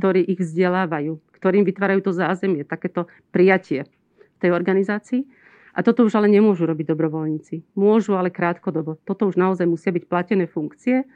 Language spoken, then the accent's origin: Slovak; Slovakia